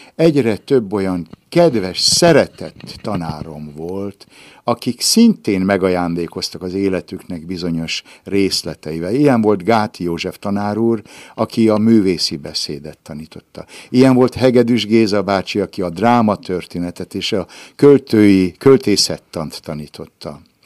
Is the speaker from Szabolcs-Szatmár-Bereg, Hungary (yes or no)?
yes; Ibrány, Szabolcs-Szatmár-Bereg, Hungary; moved away; a szülőházam még mindig áll, ez az Adi Endre utca 34-es szám, ott Ibrányban, és én abban a házban születtem